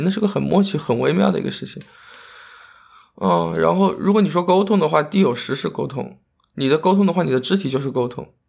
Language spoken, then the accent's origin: Chinese; Yueyang, Hunan, China; moved away; 我家是岳阳的，我们当时学的第一个就是岳阳楼啊